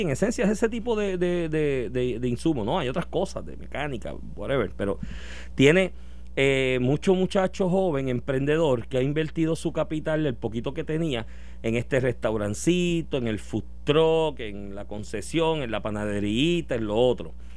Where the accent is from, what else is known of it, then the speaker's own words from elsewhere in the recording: Puerto Rico; Como buen puertorriqueño